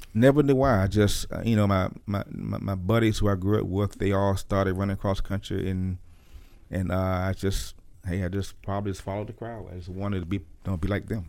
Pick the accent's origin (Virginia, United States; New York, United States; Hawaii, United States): Virginia, United States; Norfolk; Born and raised in Norfolk, Virginia